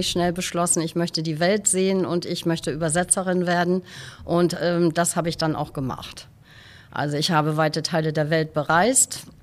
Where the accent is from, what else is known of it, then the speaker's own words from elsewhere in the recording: Westerland, Schleswig-Holstein, Germany; moved away as an adult; also born or lived in California; now in Husum, Germany; Ich bin in Westerland auf Sylt geboren